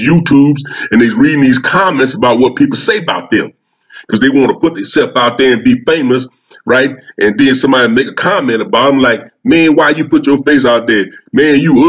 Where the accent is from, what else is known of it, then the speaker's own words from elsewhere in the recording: Louisiana, United States; Louisiana, my hometown.